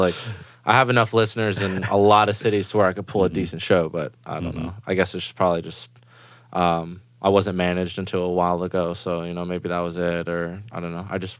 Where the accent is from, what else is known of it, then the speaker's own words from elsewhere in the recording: Germany; English is a second language; And growing up in Germany, dance music is like the number one thing there.